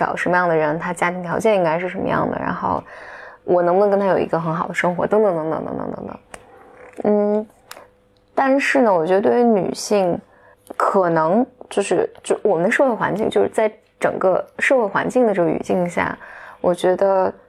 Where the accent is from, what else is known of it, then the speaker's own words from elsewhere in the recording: China; 但是我觉得中国大多数地方还不是这样的。如果你生活在我大多数环境吧，比如我能想到我的家乡，就是女女性的这种选择权还是很少的，还是非常非常少的。